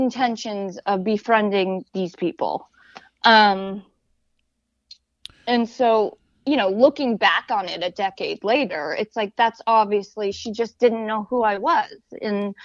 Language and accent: English; Los Angeles, California, United States; I came from Hollywood